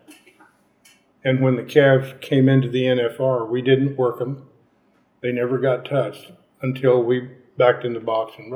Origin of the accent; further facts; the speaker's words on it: Chatsworth, California, United States; now in Bakersfield, United States; I grew up in Chatsworth